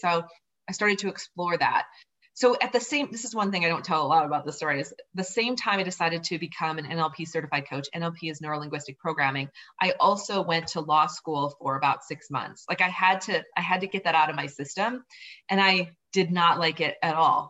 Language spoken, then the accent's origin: English; southern Minnesota, United States; moved away as an adult; also born or lived in Boulder; I grew up on a farm in southern Minnesota